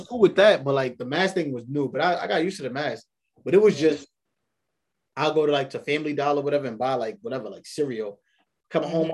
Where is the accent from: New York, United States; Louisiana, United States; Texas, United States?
New York, United States; New York City; born and raised in New York